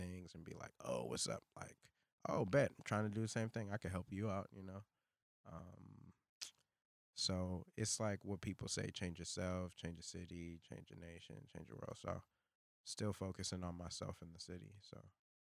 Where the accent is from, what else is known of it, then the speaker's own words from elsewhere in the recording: New York City, New York, United States; moved away; Brooklyn because that's where I come from.